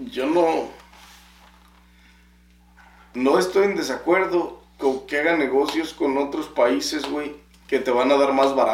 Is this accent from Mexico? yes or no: yes; Mexico; O sea, no mames, soy mexicano, güey. Si me ves que soy mexicano, cóbrame lo normal.